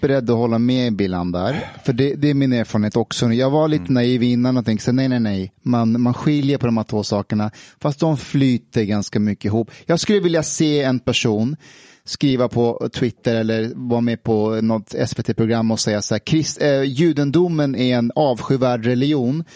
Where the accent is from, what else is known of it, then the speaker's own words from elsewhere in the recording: Afghanistan; now in Sweden; när jag växte upp i Afghanistan